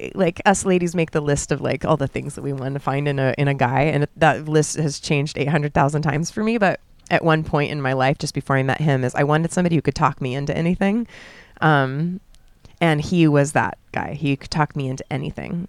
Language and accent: English; California, United States; moved away as an adult; now in Bali, Indonesia; I'm born and raised in California